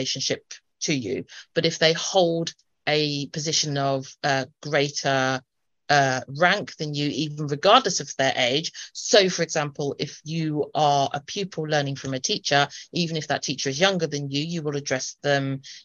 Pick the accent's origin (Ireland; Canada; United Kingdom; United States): United Kingdom; because I'm a Brit